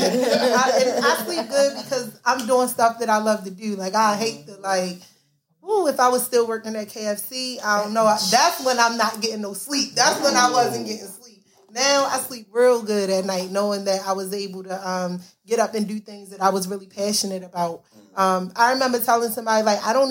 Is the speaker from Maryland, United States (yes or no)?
yes; Baltimore, Maryland, United States; growing up in Baltimore